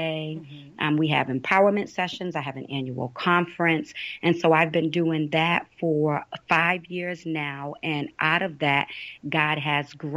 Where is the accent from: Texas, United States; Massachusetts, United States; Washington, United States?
Massachusetts, United States; Boston; I'm from Boston, Massachusetts. I am from the inner city. Okay. Here in Boston